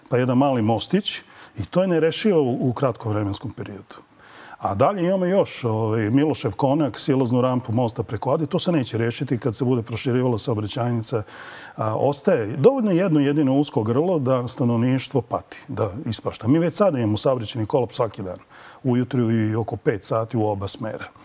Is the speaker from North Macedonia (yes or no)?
no; Belgrade, Serbia; kod nas na Rakovici, mi iz Rakovice